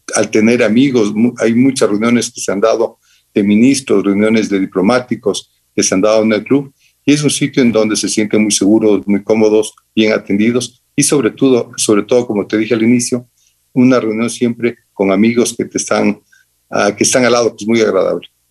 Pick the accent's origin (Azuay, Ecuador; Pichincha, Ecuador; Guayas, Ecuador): Pichincha, Ecuador; Quito; Quito terminaba en mi infancia, Quito terminaba en Orellana